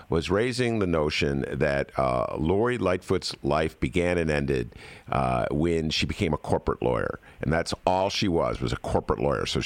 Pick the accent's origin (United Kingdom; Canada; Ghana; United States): United States; Ohio; born there; obviously I was born in Ohio.